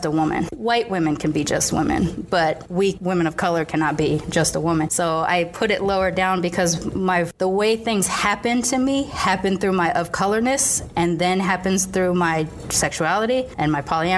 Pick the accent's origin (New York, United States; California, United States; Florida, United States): California, United States; Long Beach; I lived in Long Beach on the border of Compton